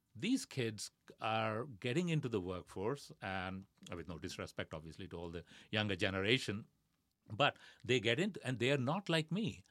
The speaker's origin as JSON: {"language": "English", "country": "India", "tie": "born or raised there", "moved": "yes", "said": "growing up in India"}